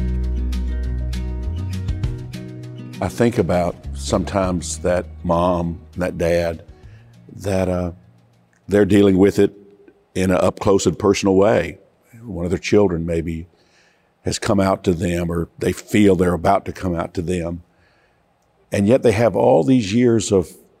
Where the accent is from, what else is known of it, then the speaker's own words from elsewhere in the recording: Georgia, United States; I come from Georgia